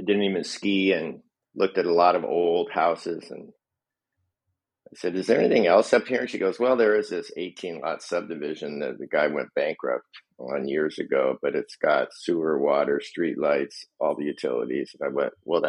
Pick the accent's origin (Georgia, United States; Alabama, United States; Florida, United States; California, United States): California, United States; Palos Verdes and Corona del Mar, Southern; moved away as an adult; also born or lived in Reno, Nevada / San Diego; I was born in Southern California in 1950, grew up in Palos Verdes and Corona del Mar